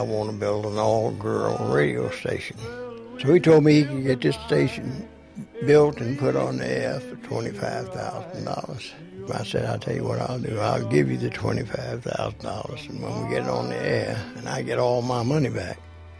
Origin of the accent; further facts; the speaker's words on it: Memphis, Tennessee, United States; I'm founder of Holiday Inns in Memphis, Tennessee, my hometown.